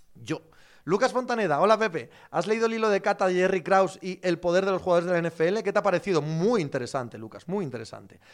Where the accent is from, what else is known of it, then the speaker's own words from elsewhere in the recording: Cangas del Narcea, Asturias, Spain; mi pueblo